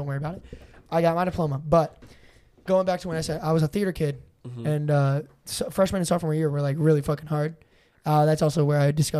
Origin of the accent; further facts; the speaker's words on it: Massachusetts, United States; moved away; I came from Massachusetts high school